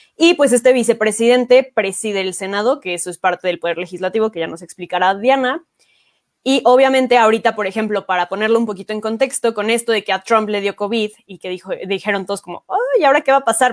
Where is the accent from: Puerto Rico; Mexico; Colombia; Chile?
Mexico; nosotros como mexicanos